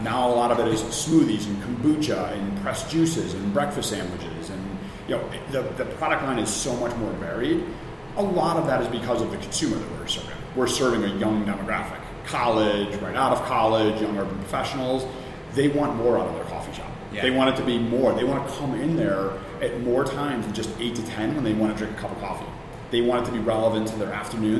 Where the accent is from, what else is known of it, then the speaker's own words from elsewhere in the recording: Chicago, Illinois, United States; moved away as an adult; also born or lived in New York / Atlanta; now in Philadelphia, United States; I grew up in the South Side of Chicago